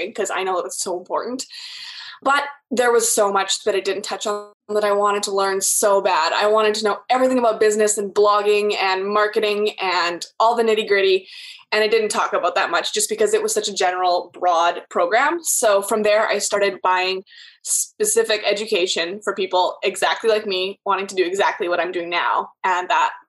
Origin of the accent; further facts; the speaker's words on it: Canada; I'm from Canada, so here we have every province is different as well